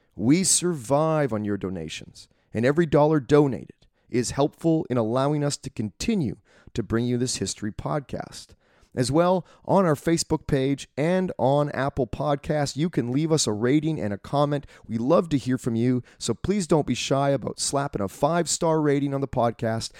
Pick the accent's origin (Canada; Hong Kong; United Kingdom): Canada